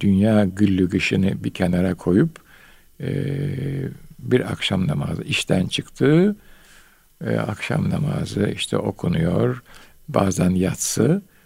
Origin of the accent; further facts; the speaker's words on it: Istanbul, Turkey; ben Bayezid'de doğdum.